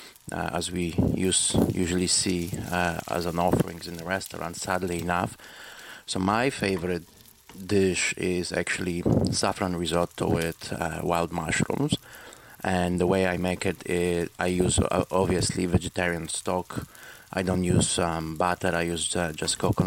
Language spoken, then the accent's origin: English; Poland; now in Montreal, Canada; I'm originally from Poland, but presently I live in Montreal.